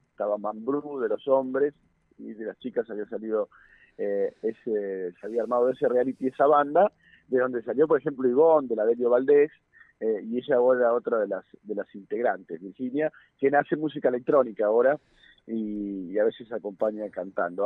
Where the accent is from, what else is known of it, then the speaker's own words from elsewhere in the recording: Neuquén, Argentina; quienes somos nacidos y criados en Neuquén